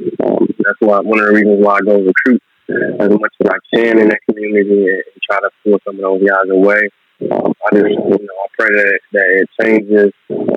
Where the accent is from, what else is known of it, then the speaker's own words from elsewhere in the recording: Chicago, Illinois, United States; moved away; also born or lived in Florida; the area I grew up in. I'm from the Chicago area.